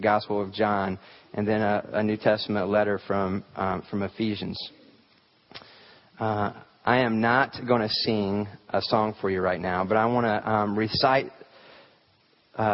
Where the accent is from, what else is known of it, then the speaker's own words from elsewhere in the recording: the South, United States; I grew up here in the South